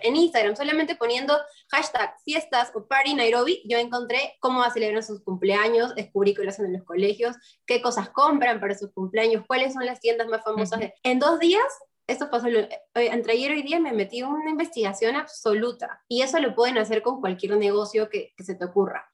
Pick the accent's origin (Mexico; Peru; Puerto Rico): Peru; moved away as an adult; also born or lived in Lima, Peru; now in Kenya; vengo de Perú